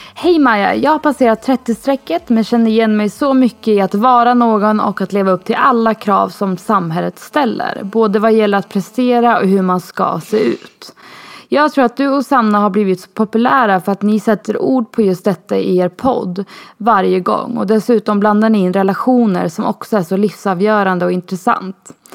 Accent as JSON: {"language": "Swedish", "country": "Sweden", "moved": "as an adult", "lives_now": "Spain", "said": "jag var för svensk."}